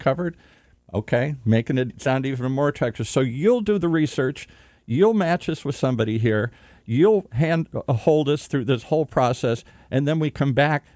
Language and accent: English; Michigan, United States; I'm from Michigan